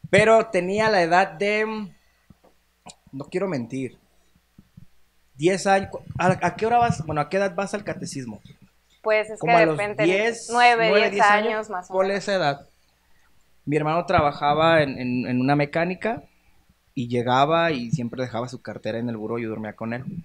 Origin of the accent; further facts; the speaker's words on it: Guadalajara, Jalisco, Mexico; born there; Yo nací aquí en Guadalajara. Todos mis hermanos nacieron aquí en Guadalajara